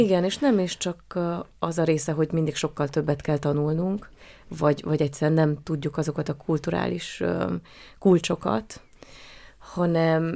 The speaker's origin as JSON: {"language": "Hungarian", "country": "Hungary", "accent": "Hungarian", "moved": "as an adult", "lives_now": "Austria", "said": "nagyon szerette a rendező a magyar akcentusomat"}